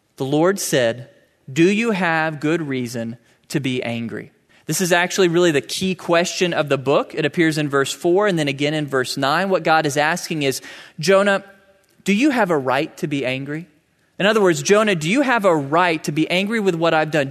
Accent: United States; I'm an American

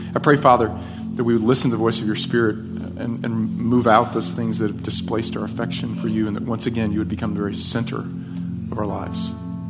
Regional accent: upstate New York, United States; now in Texas, United States; Where I grew up, in, in, uh, upstate New York

